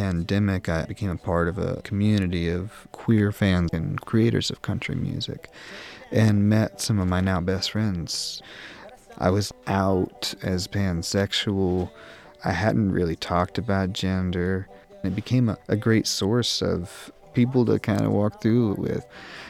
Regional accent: Tennessee, United States; also born or lived in New York; When I first moved back to Tennessee from New York, I had stripped myself of my accent.

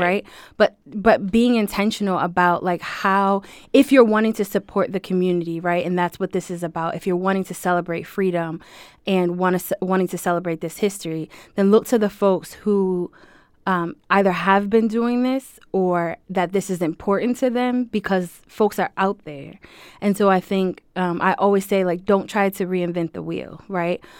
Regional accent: Springfield, Massachusetts, United States; I'm born and raised in Springfield, here in Springfield

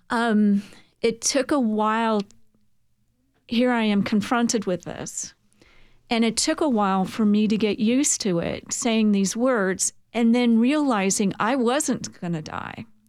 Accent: San Francisco, California, United States; moved away as an adult; now in Murfreesboro, United States; I'm from San Francisco, California, where we have a place, Colma, California, City of the Dead

